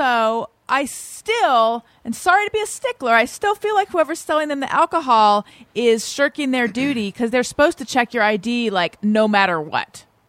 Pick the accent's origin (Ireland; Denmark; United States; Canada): United States; Orange County, California; also born or lived in Oakland, California; growing up in Orange County, California, which is where I grew up